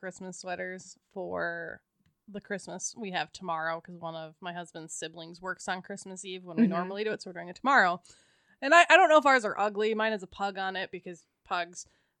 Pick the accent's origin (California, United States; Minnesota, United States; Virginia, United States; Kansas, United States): Minnesota, United States; as a Minnesotan